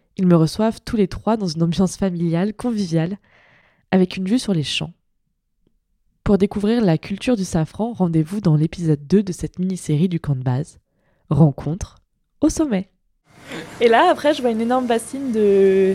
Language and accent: French; just across from the Maurienne valley, near Grenoble, Auvergne-Rhône-Alpes, France; Pas très loin de Grenoble, et juste de l'autre côté de là où j'ai grandi, c'est la Maurienne